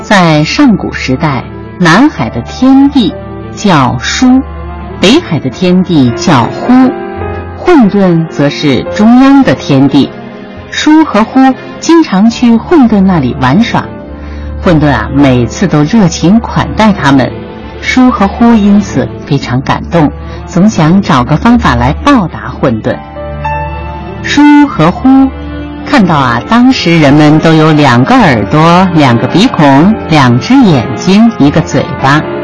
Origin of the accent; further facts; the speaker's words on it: China; 为什么我们中国人不是外国人的那种样子？